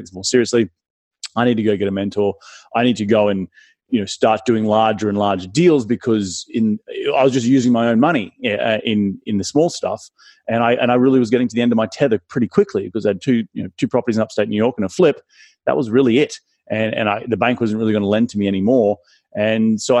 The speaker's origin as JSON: {"language": "English", "country": "Australia", "accent": "Australian", "moved": "yes", "lives_now": "Los Angeles, United States", "said": "my Australian accent, you know, who's this Aussie guy calling from"}